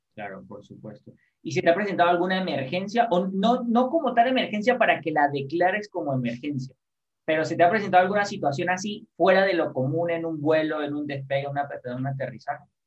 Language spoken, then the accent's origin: Spanish; San Cristóbal, Táchira, Venezuela; yo soy de San Cristóbal